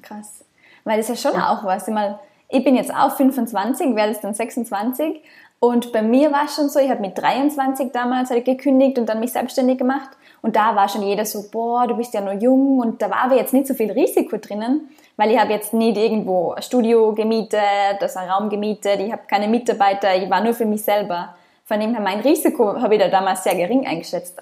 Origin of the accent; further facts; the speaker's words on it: Austria; moved away; ich komme ursprünglich aus Österreich